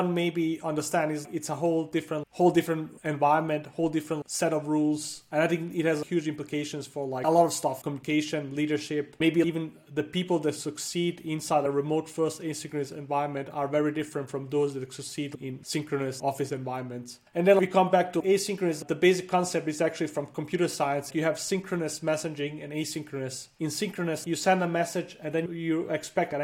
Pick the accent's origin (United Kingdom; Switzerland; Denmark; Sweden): Denmark; also born or lived in Bosnia; I was born in Bosnia in a small town called, it's where the Kingdom of Bosnia was thousands of years ago. It's a super small town. My family lived there for a long time. Then like a war came and we had to refugee. We went to Denmark and I grew up in Denmark, studied there and lived there for most of my life.